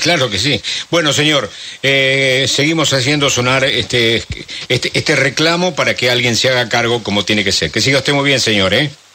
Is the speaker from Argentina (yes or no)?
yes; San Pedro, Buenos Aires Province, Argentina; soy de aguas abajo, soy de San Pedro